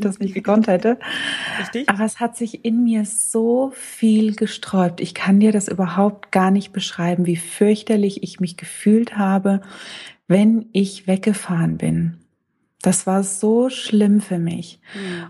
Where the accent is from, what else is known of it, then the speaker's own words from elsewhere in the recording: Lower Franconia, Bavaria, Germany; accent: Lower Franconian; ich komme gebürtig aus Unafranke